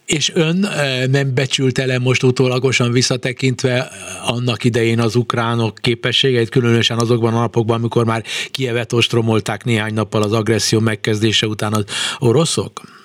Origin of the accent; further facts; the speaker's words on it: Hungary; mi ketten egy nyelven beszélünk, magyarok vagyunk